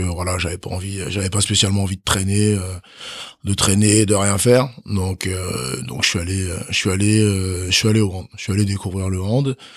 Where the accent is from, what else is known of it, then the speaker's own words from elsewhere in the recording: Chalon-sur-Saône, Bourgogne-Franche-Comté, France; also born or lived in Benin; j'ai grandi à Chalon-sur-Saône